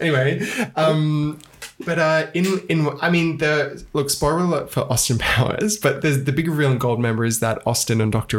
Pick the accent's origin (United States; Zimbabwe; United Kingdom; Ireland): Ireland